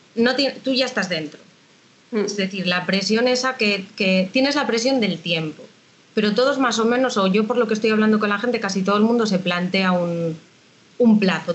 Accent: A Coruña, Galicia, Spain; yo soy de Coruña

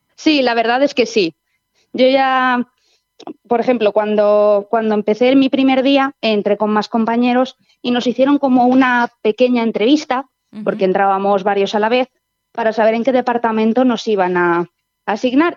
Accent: Valencia, Valencian Community, Spain; moved away as an adult; now in Lleida, Spain; yo soy de, la, de Valencia

